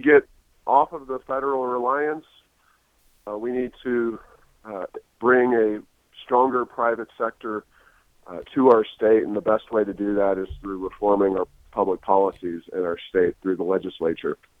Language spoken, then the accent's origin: English; Ohio, United States; moved away as an adult; also born or lived in Washington, D.C.; now in Albuquerque, United States; I grew up in Ohio